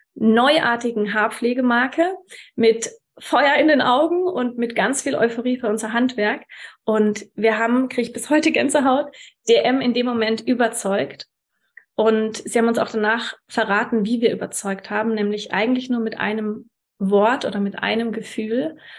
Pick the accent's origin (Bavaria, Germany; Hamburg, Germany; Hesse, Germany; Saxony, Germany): Bavaria, Germany; Würzburg; also born or lived in Munich; ich hatte Bock, wieder in meine Heimat Würzburg zu ziehen